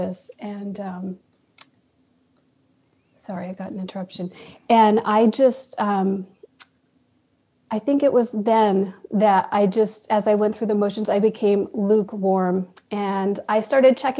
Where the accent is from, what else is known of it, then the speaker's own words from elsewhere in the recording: New York, United States; also born or lived in California; now in Austin, United States; I'm from New York